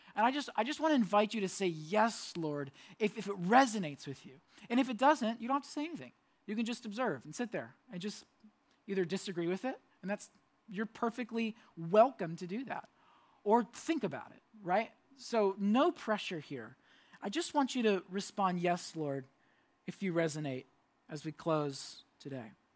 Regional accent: Orlando, Florida, United States; moved away; I lived in Orlando. I grew up in Orlando

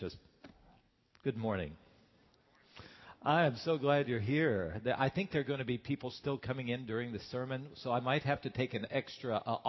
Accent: West Virginia, United States; I didn't grow up with a lot of money growing up in West Virginia

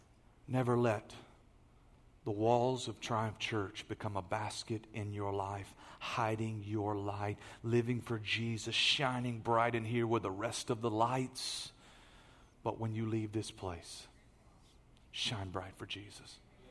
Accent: Beaumont, Texas, United States; I'm still from Beaumont. So where do you work? I still work at ExxonMobil.

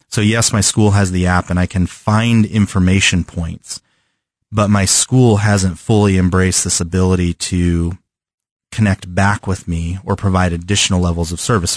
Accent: California, United States; moved away; I'm from California, where the weather is pretty constant all the time

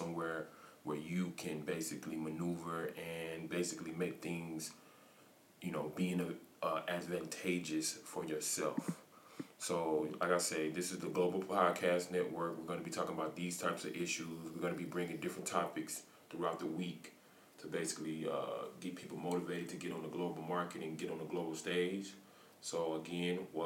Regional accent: United States; moved away as an adult; I'm from the United States of America.

